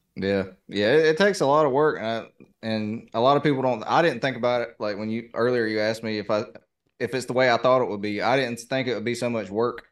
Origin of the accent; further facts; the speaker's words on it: the South, United States; accent: southern; my southern accent